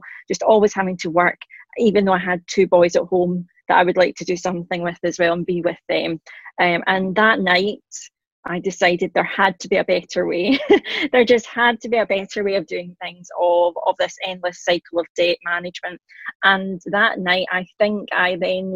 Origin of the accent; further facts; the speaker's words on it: Scotland, United Kingdom; accent: Scottish; I am Scottish, hence the accent. I'm in my late 30s and a working mum in Glasgow